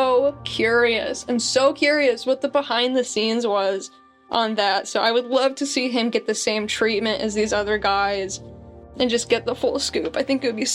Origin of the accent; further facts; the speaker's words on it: Idaho, United States; I'm from Idaho